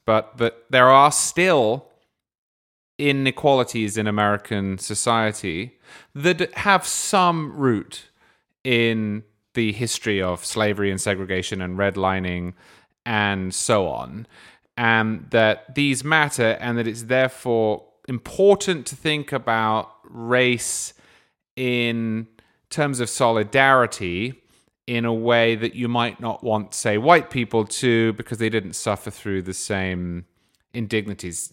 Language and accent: English; England, United Kingdom; I grew up in England.